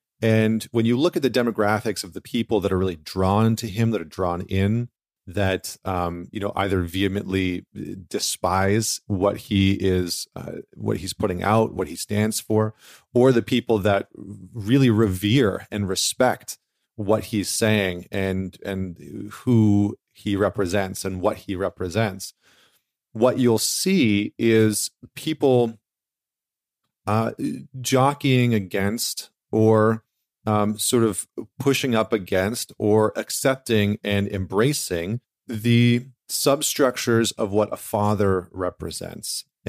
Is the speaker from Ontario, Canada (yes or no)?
no; Alberta, Canada; here's this Canadian who actually grew up not too far from where I grew up in Northern Alberta.